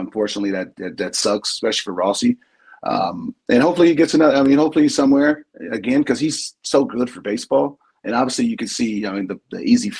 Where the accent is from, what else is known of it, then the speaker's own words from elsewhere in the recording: San Diego, California, United States; I'm from San Diego. My personal rival is the Dodgers. Like, I don't like them. That's just embedded in the San Diego kid.